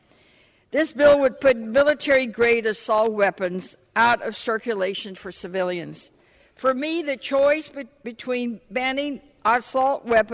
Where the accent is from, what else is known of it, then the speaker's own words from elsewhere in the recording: Texas, United States; my home state of Texas